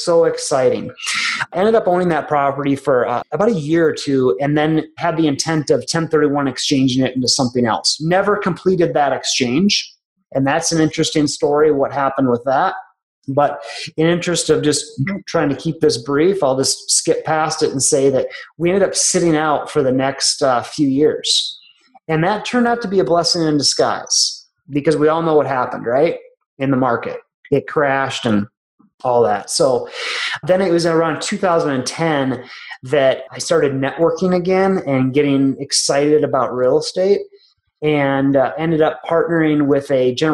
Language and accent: English; Minnesota, United States; moved away as an adult; also born or lived in Tulsa, Oklahoma; now in Colorado, United States; I went back to my home state of Minnesota